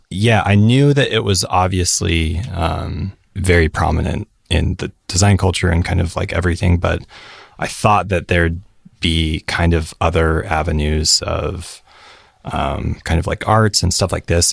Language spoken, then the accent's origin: English; Salt Lake City, Utah, United States; moved away as an adult; now in San Francisco, United States; I'm from Salt Lake City. Born and raised until a year ago